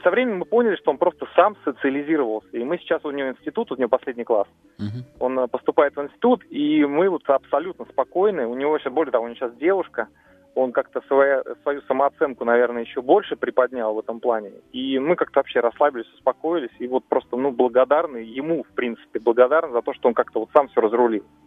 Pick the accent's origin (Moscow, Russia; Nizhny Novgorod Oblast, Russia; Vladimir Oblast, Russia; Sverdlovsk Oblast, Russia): Moscow, Russia; из Москвы